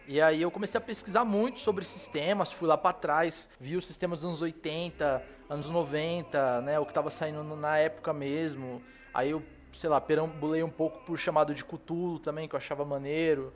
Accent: Cosmópolis, São Paulo, Brazil; moved away as an adult; now in São Paulo, Brazil; eu sou do interior de São Paulo, tá ligado? sou de uma cidadezinha chamada Cosmópolis

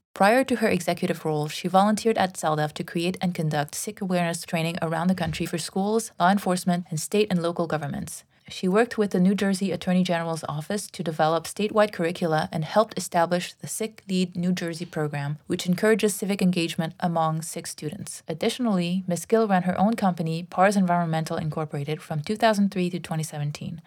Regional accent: Toronto, Ontario, Canada; I'm originally from Toronto as well

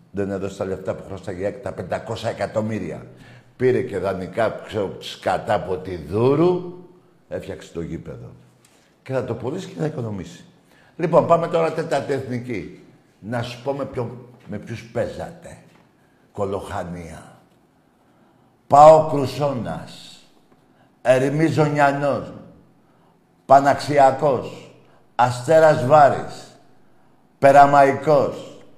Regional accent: Zefyri, Attica, Greece; Ναι, είμαι από Ζεφύρι ΑΕΚ.

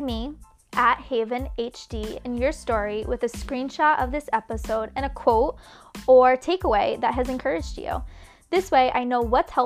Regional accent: Rhode Island, United States; moved away as an adult; now in Boston, United States; I grew up in Rhode Island, the best little ocean state ever.

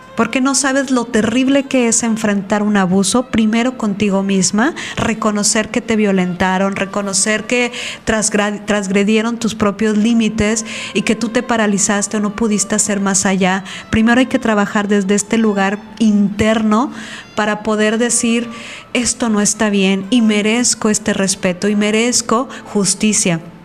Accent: Veracruz, Mexico; moved away; soy de Veracruz

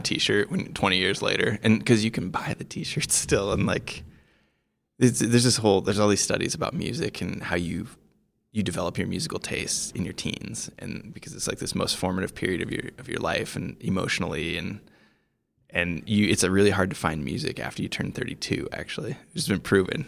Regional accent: Iowa, United States; moved away as an adult; also born or lived in Montana / Colorado; I grew up in Iowa

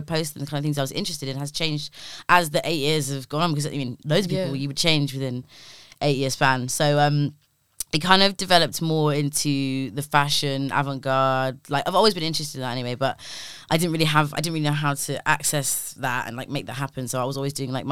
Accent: London, United Kingdom; growing up in Labrador Grove, like seeing carnival every year of my life since I was like a baby

